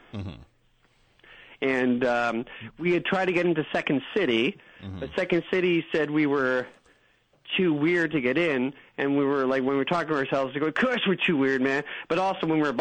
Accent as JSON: {"language": "English", "country": "Canada", "said": "we're also Canadian"}